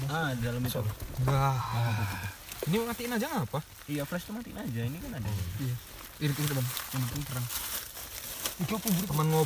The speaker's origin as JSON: {"language": "Indonesian", "region": "Java", "country": "Indonesia", "said": "Makanya ngerasa tua di situ gitu. Karena kita Jawa yang"}